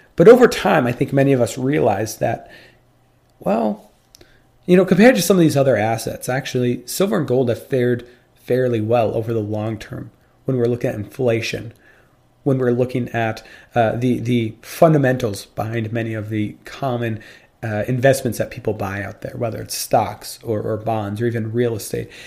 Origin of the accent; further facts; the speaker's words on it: United States; I'm American and not British